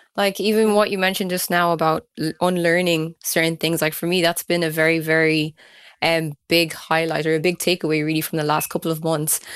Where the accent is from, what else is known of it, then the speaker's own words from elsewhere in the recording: Kildare, Leinster, Ireland; I grew up in Kildare as well